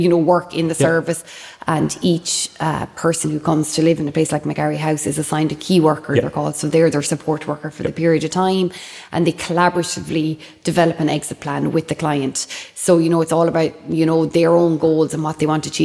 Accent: Limerick, Munster, Ireland; I'm from Limerick, yeah, from Corbally, just out the road

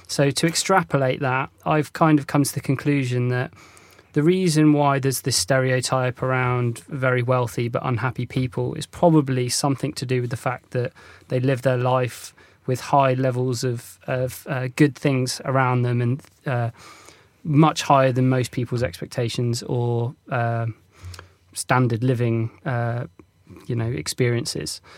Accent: North Devon, South West England, United Kingdom; when I was growing up in North Devon

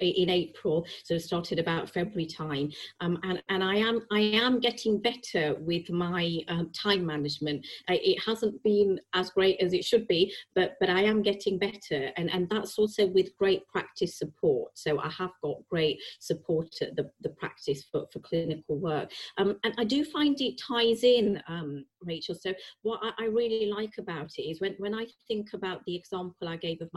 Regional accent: Preston, North West England, United Kingdom; moved away as an adult; also born or lived in Yorkshire / Bangladesh (parents); now in London, United Kingdom; I was born in Yorkshire, and I spent all my life in Lancashire. We moved when I was 10 months old.

